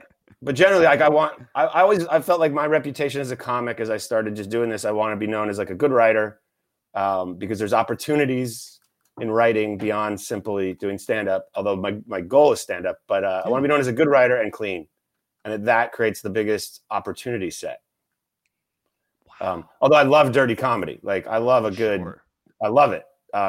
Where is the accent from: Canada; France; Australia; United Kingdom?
Canada; I'm Canadian, I'm polite.